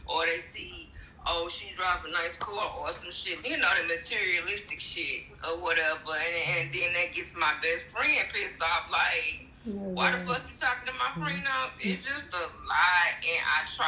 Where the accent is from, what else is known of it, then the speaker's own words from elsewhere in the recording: St. Louis, Missouri, United States; now in Houston, United States; I was born in Houston, but was raised up there in St. Louis